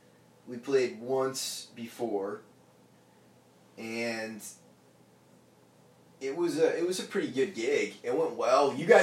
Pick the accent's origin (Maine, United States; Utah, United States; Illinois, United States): Maine, United States; Brunswick; moved away; so it's right downtown in my hometown of Brunswick.